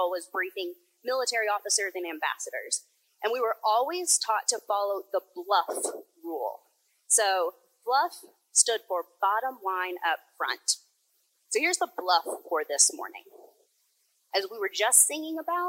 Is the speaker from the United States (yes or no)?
yes; the South, United States; growing up in the South